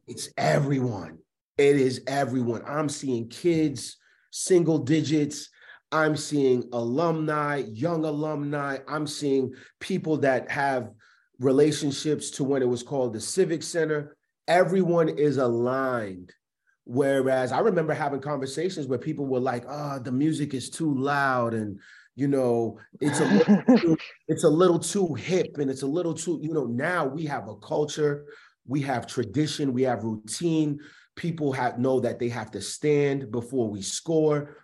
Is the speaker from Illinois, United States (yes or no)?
no; Providence, Rhode Island, United States; also born or lived in Richmond, Virginia / Atlanta; I am born and raised in Providence, Rhode Island